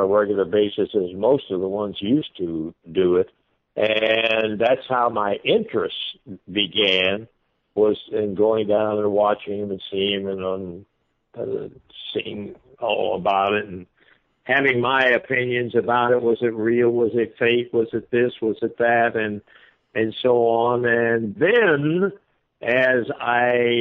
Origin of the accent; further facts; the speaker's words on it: Jackson, Tennessee, United States; also born or lived in Little Rock, Arkansas / Michigan / Dayton, Ohio; now in Pensacola, United States; I was originally born in Little Rock, Arkansas. I grew up in Jackson, Tennessee, and then we moved into Michigan